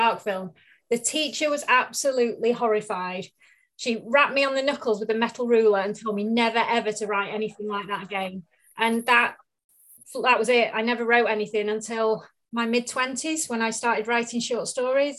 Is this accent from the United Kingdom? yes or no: yes; Manchester, North West England, United Kingdom; moved away as an adult; also born or lived in Marlow; now in North Wales, United Kingdom; I grew up in Manchester, moving over to North Wales about in 2005 with work